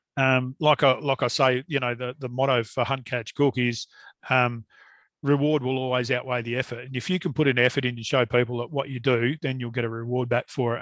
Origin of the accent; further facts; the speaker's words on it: Perth, Western Australia, Australia; I was born in Kelmscott, in Perth, and um, which is now a suburb of Perth.